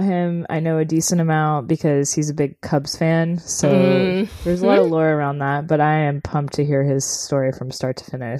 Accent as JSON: {"language": "English", "town": "Chicago", "region": "Illinois", "country": "United States", "tie": "born or raised there", "also_born_or_lived": "Evanston", "said": "I was born in Chicago too"}